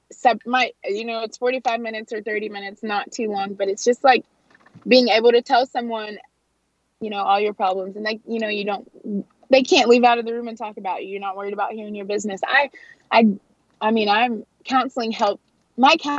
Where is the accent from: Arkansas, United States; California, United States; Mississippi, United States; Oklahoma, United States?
Arkansas, United States; Fort Smith; the Old Fort Days rodeo in my hometown